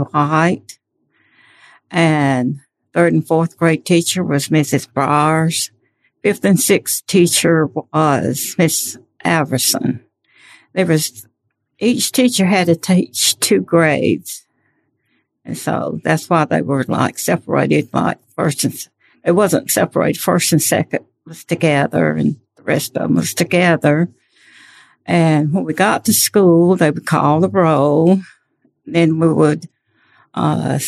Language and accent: English; Hog Fork, Poarch Creek community, Alabama, United States; I was raised in the Hog Fork area, and I went to this little porch